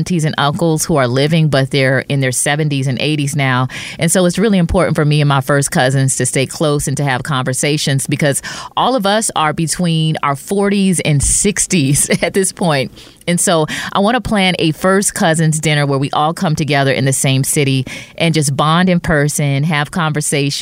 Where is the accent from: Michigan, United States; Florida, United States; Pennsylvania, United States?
Michigan, United States; Detroit; Spending time with my cousins growing up in Detroit